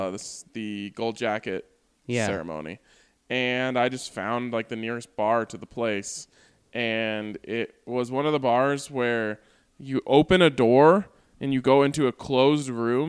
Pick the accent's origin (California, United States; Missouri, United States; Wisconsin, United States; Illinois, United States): Missouri, United States; Chillicothe; I need to give my hometown of Chillicothe. That was close. Chillicothe, Missouri, a shout out as the home of sliced bread.